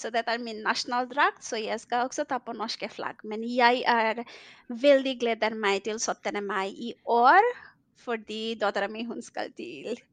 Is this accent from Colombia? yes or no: no; Bangladesh; som jeg er opprinnelig fra Bangladesh, så jeg bare var lyst til å vite hvordan nordmenn feirer uh, eh, 17. mai